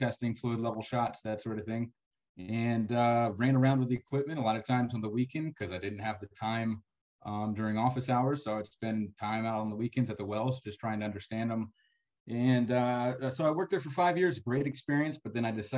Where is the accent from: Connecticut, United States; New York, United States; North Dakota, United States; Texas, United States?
Texas, United States; San Antonio; moved away as an adult; now in West Texas, United States; I'm from San Antonio, but came out here